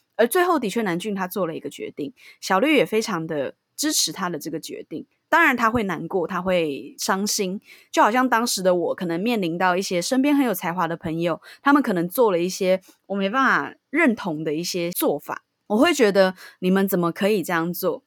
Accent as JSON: {"language": "Chinese", "region": "Taipei", "country": "Taiwan", "tie": "born or raised there", "said": "我当初单纯就是因为我就是在这附近长大的"}